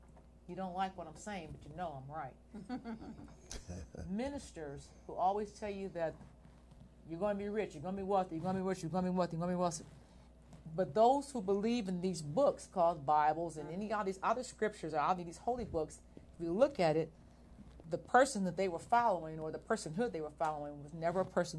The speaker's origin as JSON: {"language": "English", "country": "United States", "said": "first of all, they don't know I'm American when they talk to me. Most like I said, they always think I'm Eritrean."}